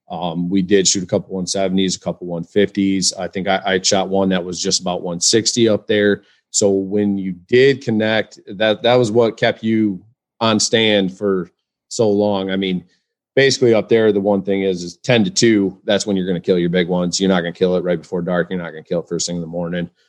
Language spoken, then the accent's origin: English; West Michigan, United States; I'm from, uh, West Michigan